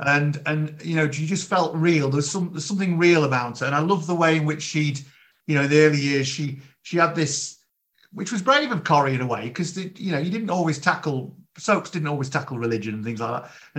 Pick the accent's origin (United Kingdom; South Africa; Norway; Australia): United Kingdom; Yorkshire and the Humber; I grew up in Yorkshire, and my partner did as well